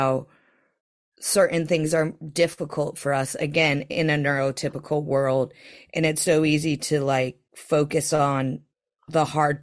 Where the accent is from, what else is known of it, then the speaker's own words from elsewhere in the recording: Greenville, Ohio, United States; now in London, United Kingdom; I'm from Greenville, Ohio. I live in central London